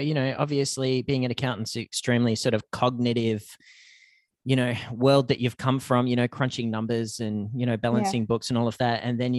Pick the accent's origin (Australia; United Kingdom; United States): Australia; now in Canada; For me, growing up in Australia, the seasons aren't as well defined as they are over here.